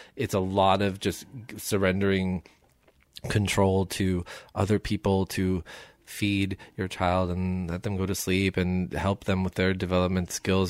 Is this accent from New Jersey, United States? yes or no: yes; Somerset, New Jersey, United States; moved away as an adult; now in Los Angeles, United States; I'm from Somerset, New Jersey